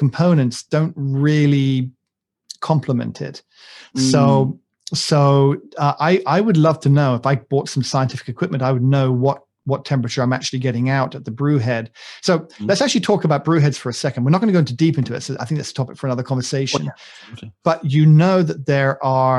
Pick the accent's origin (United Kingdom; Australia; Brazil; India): United Kingdom